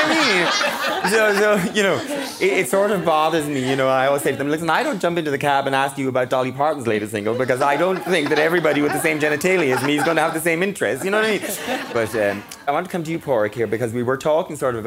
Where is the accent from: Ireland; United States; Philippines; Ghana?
Ireland; Mayo, Connacht; I'm from Mayo